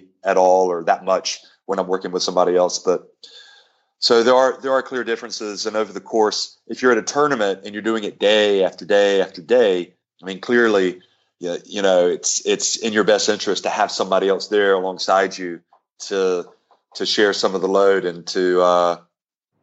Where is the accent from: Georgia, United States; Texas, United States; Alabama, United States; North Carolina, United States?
North Carolina, United States; I really enjoyed growing up in North Carolina